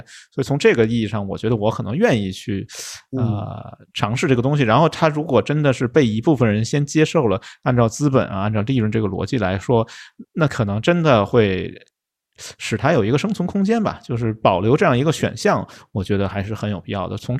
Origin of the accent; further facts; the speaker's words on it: China; 我觉得可能有一部分原因是，就是我们中国人对荤素这件事情，我感觉很敏感嘛。